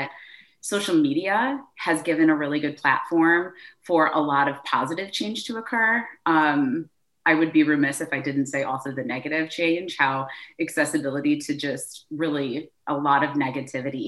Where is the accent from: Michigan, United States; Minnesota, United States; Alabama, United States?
Michigan, United States; moved away as an adult; also born or lived in Chicago; now in Chattanooga, United States; I am originally from Michigan